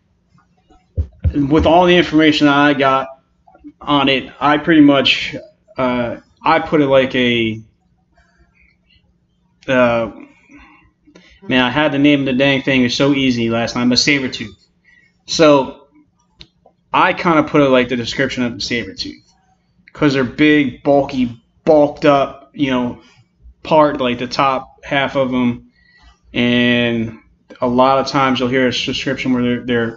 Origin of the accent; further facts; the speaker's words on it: New Jersey, United States; we're both from New Jersey